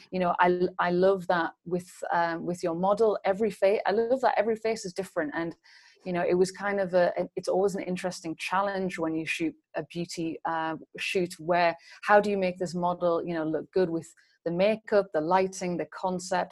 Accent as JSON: {"language": "English", "region": "England", "country": "United Kingdom", "also_born_or_lived": "London", "moved": "as an adult", "lives_now": "Berlin, Germany", "said": "I'm an English uh, beauty and still life photographer"}